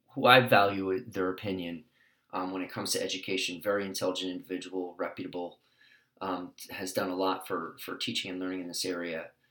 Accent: New York City, New York, United States; now in California, United States; I come from New York City

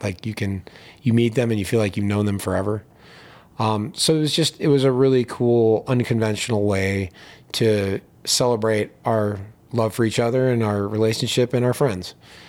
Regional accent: East Coast, United States; Yeah, I grew up on the East Coast and went to school in the Midwest.

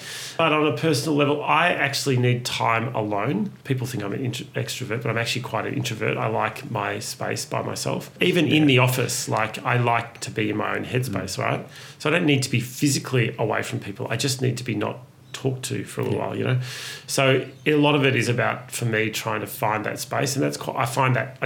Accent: Ararat, Victoria, Australia; moved away; I grew up in a rural country town

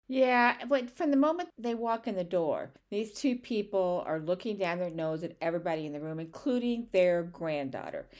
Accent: St. Louis, Missouri, United States; where I'm from Saint Louis

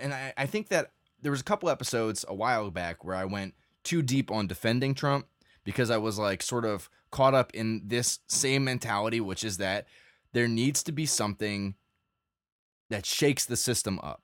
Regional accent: United States

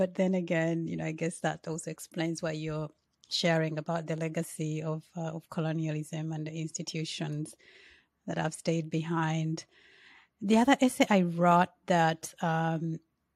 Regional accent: Uganda; I'm from Uganda

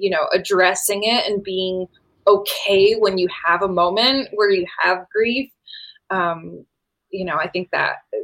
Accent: Connecticut, United States; now in Savannah, United States; I grew up in Connecticut

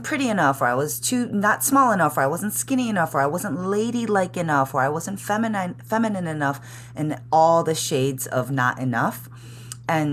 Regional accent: Chicago, Illinois, United States; moved away as an adult; now in San Francisco, United States; I was born and raised in the city of Chicago. And I moved out to San Francisco in 2007.

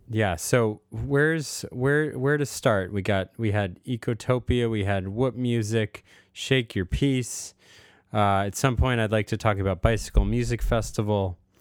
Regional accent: United States; moved away as an adult; also born or lived in Vermont / Rhode Island / Bay Area, California; growing up in Massachusetts and Rhode Island

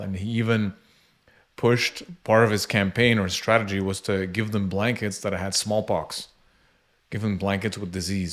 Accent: Canada; I was born in Canada

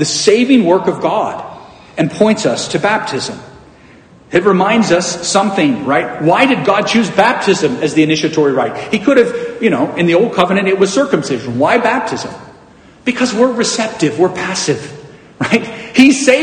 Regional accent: United States; our heritage as American Christians

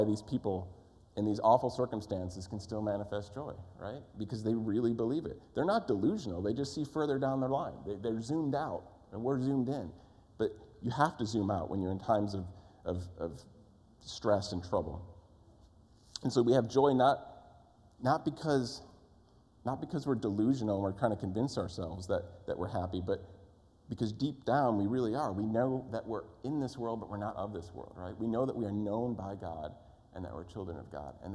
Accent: East Coast, United States; moved away; I grew up on the East Coast.

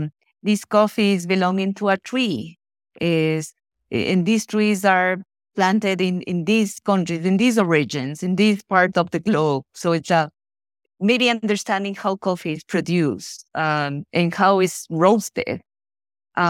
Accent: Ecuador; I was born and raised in Ecuador, and mm-hmm. even though we live in this paradise in South America

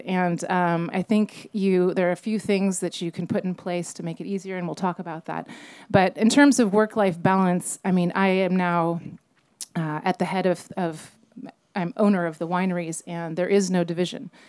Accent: Napa, California, United States; I'm from Napa. I was born in the Queen of the Valley just behind us and grew up on vineyards

